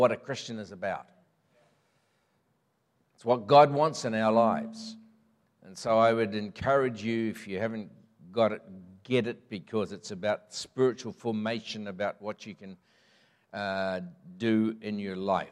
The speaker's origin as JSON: {"language": "English", "town": "Mangatarato", "region": "Northland", "country": "New Zealand", "tie": "born or raised there", "also_born_or_lived": "Green Lane, Auckland", "said": "my roots are in Northland, have been. I was born in Mangatarato, just gets into Northland"}